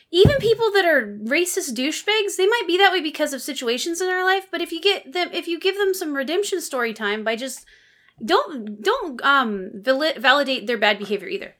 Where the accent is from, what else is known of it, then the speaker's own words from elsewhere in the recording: Pacific Northwest, United States; you and I grew up in the Pacific Northwest